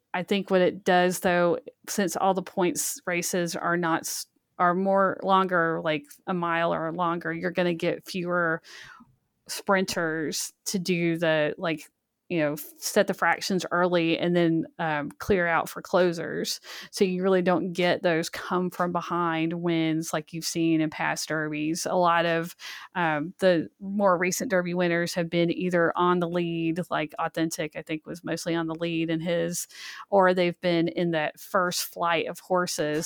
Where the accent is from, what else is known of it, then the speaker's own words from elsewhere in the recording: Birmingham, Alabama, United States; I grew up in Birmingham, Alabama, which is very not a horse racing place